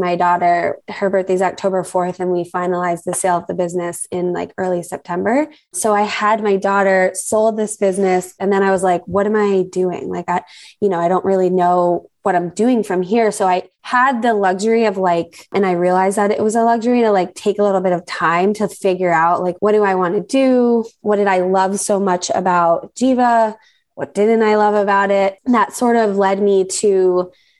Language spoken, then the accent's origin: English; New Jersey, United States; moved away as an adult; now in South Florida, United States; I live in South Florida. I grew up in New Jersey most of my life and relocated down here about 10-ish, maybe 11 years ago.